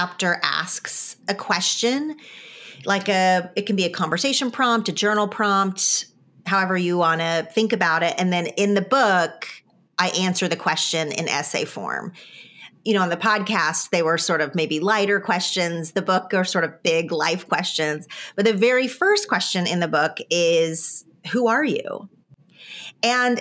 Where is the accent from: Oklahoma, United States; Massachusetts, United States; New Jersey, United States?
Oklahoma, United States; now in California, United States; I am from Oklahoma and I choose to live in California